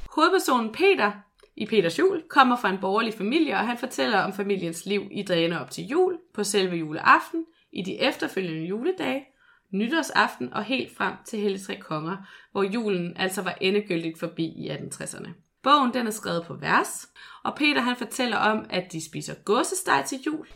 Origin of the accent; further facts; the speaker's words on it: Skanderborg, Central Denmark Region, Denmark; Skanderborg, hvor jeg er fra